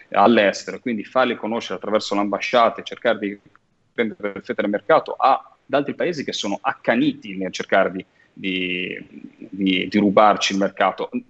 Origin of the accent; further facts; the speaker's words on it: Cinque Terre, Liguria, Italy; io da Ligure, da, eh, mm, da cittadino, da popolo, da da residente ligure, soprattutto di tradizione delle Cinque Terre